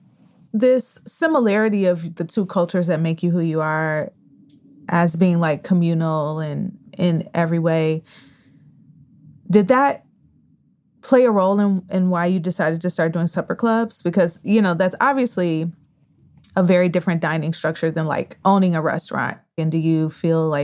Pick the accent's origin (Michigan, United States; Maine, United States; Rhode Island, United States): Michigan, United States; I kind of grew up eating a lot of Irish staples growing up in Michigan